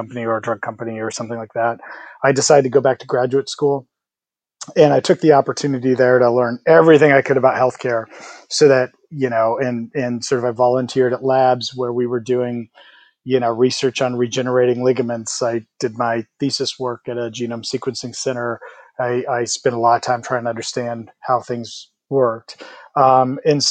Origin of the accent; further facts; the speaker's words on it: Midwest, United States; I'm also from the Midwest, and so I have good sort of work hard, you know, roots